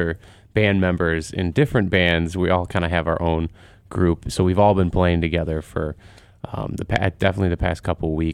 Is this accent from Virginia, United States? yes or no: no; Aurora, Illinois, United States; also born or lived in Chicago; now in Berwyn, United States; I grew up in Aurora